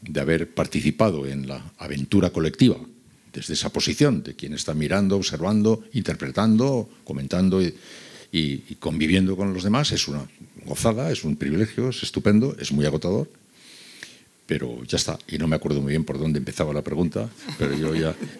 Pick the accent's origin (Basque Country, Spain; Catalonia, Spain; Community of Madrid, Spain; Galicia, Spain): Basque Country, Spain; San Sebastián; moved away; also born or lived in Seville; yo soy de San Sebastián, pero viví casi cinco años en Sevilla